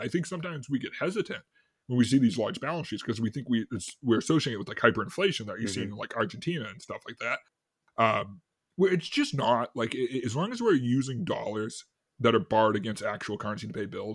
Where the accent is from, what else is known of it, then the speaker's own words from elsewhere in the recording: Boston, Massachusetts, United States; I'm from Boston